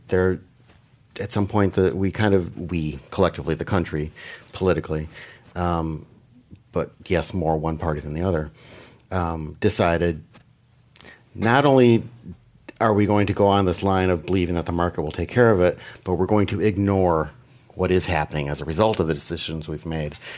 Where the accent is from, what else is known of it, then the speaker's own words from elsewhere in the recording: Green Bay, Wisconsin, United States; when I was a little child growing up in Green Bay, Wisconsin